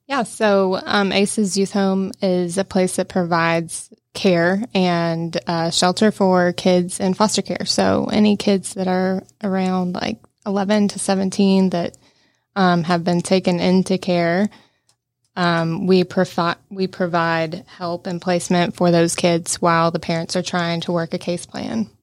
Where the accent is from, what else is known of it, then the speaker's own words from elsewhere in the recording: Cherokee County, Georgia, United States; I grew up in Cherokee County